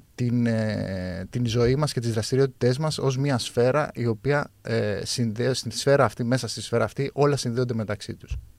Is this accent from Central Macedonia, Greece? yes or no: no; Chania, Crete, Greece; είμαι από τα Χανιά